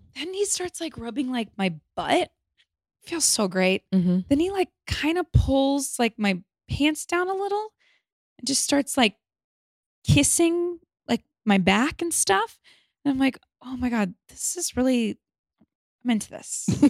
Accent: Los Angeles, California, United States; Los Angeles

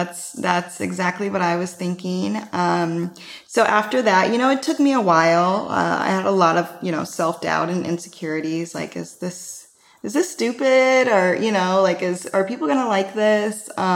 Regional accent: Midwest, United States; I'm from the Midwest, and I always had really dry and cracked lips

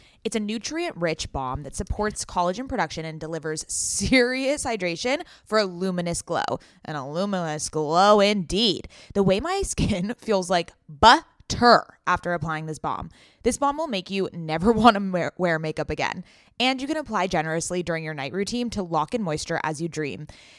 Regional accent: California, United States; Oh my God, I'm from California.

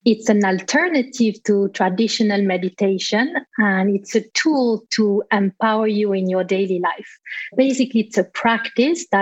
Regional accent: Switzerland; moved away as an adult; also born or lived in England; I was in Switzerland, my home country

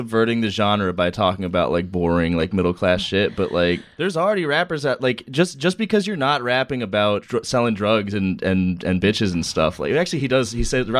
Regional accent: South Shore, Massachusetts, United States; I'm from the South Shore.

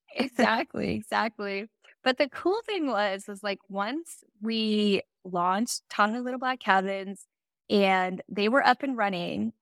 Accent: Silicon Valley, Northern California, United States; also born or lived in Phoenix; I grew up in Northern California, uh, Silicon Valley

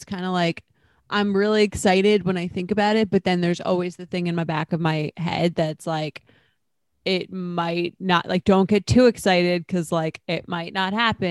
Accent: Roslyn, New York, United States; I'm from Roslyn.

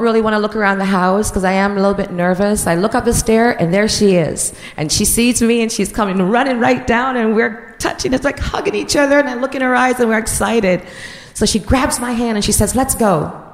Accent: Jamaica; moved away; I'm from Jamaica and I'm 16

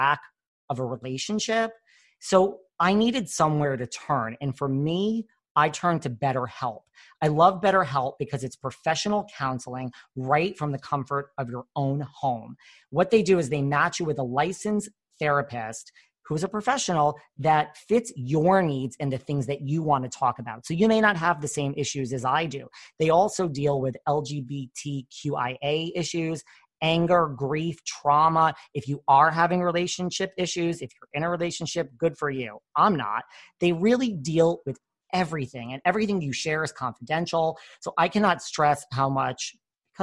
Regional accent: New York, United States; I'm from New York

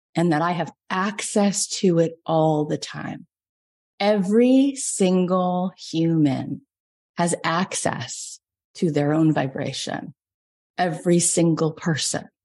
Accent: Florida, United States; moved away as an adult; now in Los Angeles, United States; I grew up in Florida, but I've been in LA for 20 years.

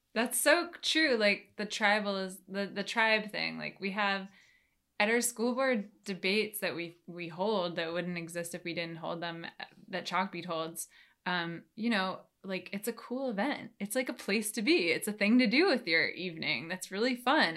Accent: New York, United States; moved away as an adult; now in Washington, D.C., United States; so now I live in D C, like I told you, I moved from New York. Um, it's where I grew up

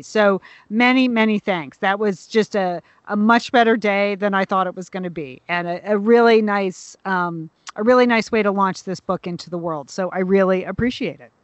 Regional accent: Southport, Connecticut, United States; my hometown library

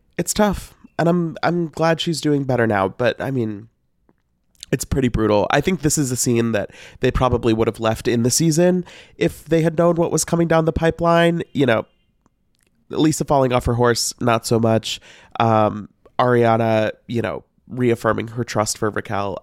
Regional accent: Missouri, United States; I'm from Missouri

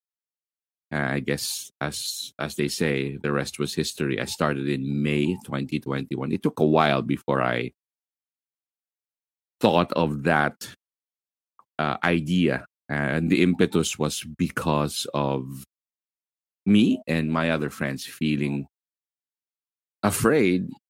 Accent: Manila, Metro Manila, Philippines; I'm from Manila, Philippines. I'm in the southern part of Manila, Philippines

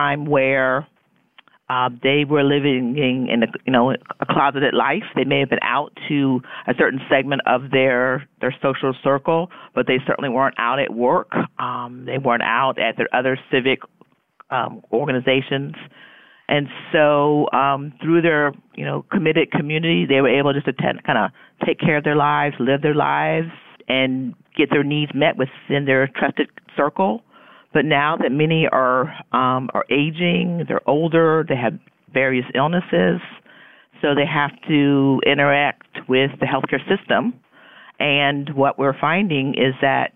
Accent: Key West, Florida, United States; moved away; I grew up in Key West, where my mother was the social worker in Key West

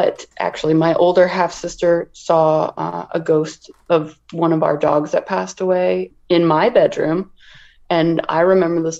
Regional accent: near St. Louis, southern Illinois, United States; moved away; I am originally from Illinois, a little town, probably about 30 minutes outside of St. Louis, Missouri.

